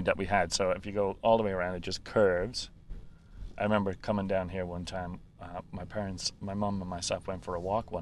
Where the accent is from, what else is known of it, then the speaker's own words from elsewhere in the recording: Dublin, Leinster, Ireland; moved away as an adult; now in Canada; I grew up in Dublin. So I was about 19 when I came here